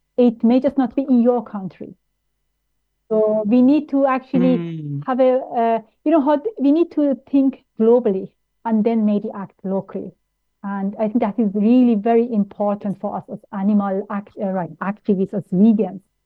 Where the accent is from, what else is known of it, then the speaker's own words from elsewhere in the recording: Vienna, Austria; moved away as an adult; also born or lived in Tehran, Iran; now in United Kingdom; I grew up in Austria, where it's a racist country